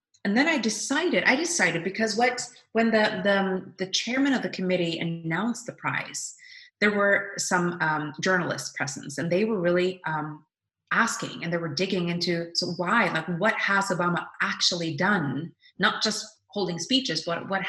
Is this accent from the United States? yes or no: no; Norway; I was always very proud as a Norwegian citizen